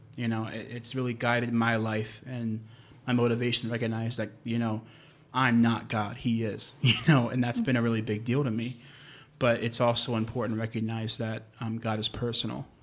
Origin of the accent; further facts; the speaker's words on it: New York, United States; I grew up in New York